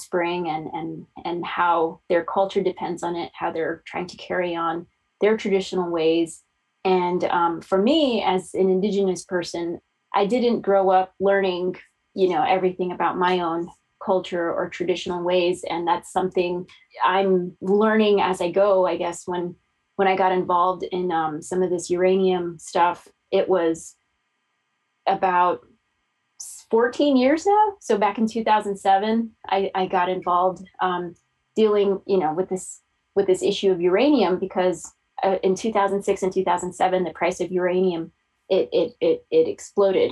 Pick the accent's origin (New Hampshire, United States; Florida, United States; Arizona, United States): Arizona, United States; Fort Defiance; also born or lived in northwestern New Mexico; I grew up in Fort Defiance, which is right on the state line of Arizona and New Mexico